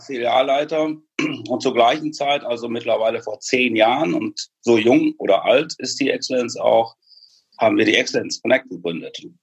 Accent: Münster, North Rhine-Westphalia, Germany; als Geschäftsführer für GN nach Münster zurückgekommen. Da ist nämlich meine Heimat.

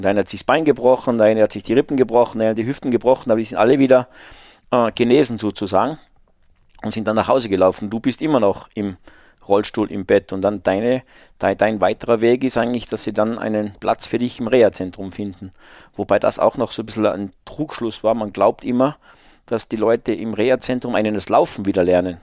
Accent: the mountains of Salzburg, Austria; ich bin halt in den Bergen Salzburgs aufgewachsen

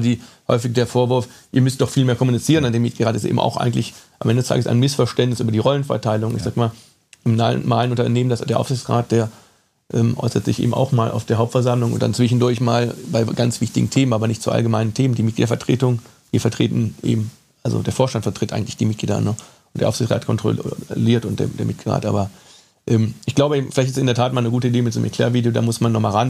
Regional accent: Cologne, North Rhine-Westphalia, Germany; Ich bin gebürtiger Kölner

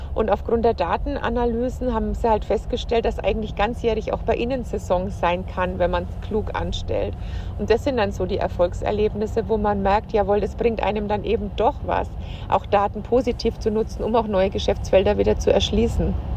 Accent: Franconia, Bavaria, Germany; also born or lived in Munich, Germany / Berlin, Germany; ich komme aus Franken

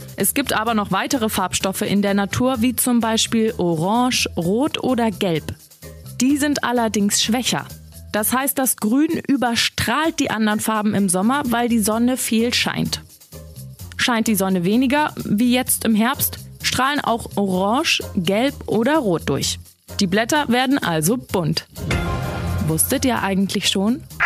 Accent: Hamburg, Germany; bei uns in Hamburg

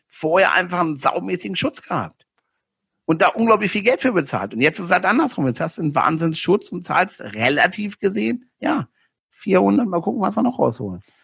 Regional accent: Northern Germany, Germany; moved away; als Norddeutscher

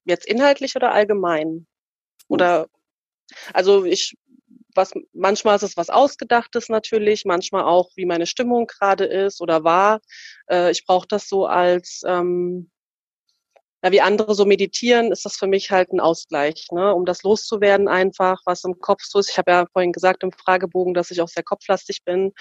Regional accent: East Germany, Germany; now in Frankfurt am Main, Germany; ich bin ja äh, in der DDR aufgewachsen und meine Eltern leben ja natürlich noch äh, drüben, also im Osten der, der Republik

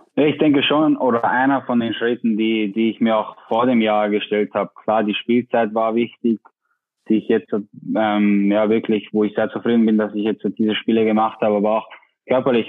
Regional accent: Tyrol, Austria; accent: Austrian dialect; now in Bremen, Germany; mein Dialekt ist nicht weg

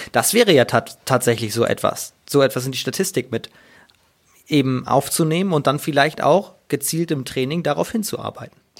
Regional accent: Hamburg, Germany; als Hamburger

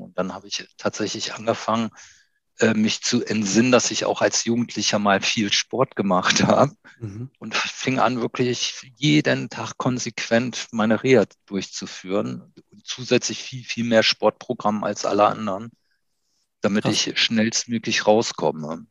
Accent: Iran; now in Hanover, Germany; mein Name kommt aus dem Iran. Ich bin eigentlich Iraner, habe Doppelstaatsbürgerschaft, also bin deutsch-iranisch

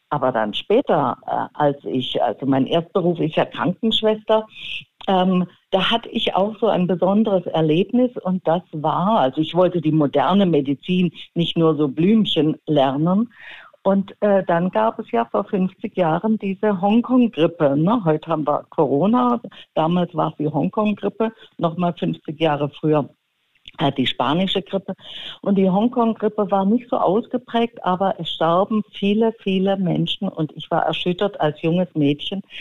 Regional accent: Stuttgart, Baden-Württemberg, Germany; Und mein Onkel war der Dorfarzt in Stuttgart-Seelenbuch, wo ich aufgewachsen bin.

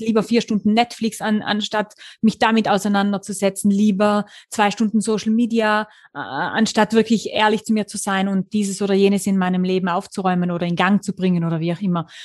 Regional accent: the mountains of Tyrol, Austria; moved away as an adult; lebe seit 2016 mit meiner kleinen Familie. Ich habe einen kleinen vierjährigen Sohn wieder in den Bergen von Tirol

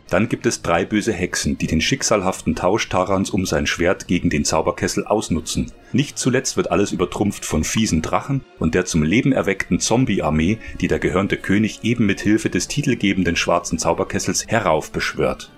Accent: Germany; Bei uns in Deutschland

